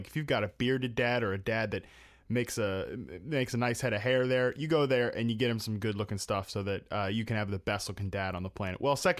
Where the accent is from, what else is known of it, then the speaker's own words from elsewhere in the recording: East Coast, United States; I'm from the East Coast. We both are originally from the East Coast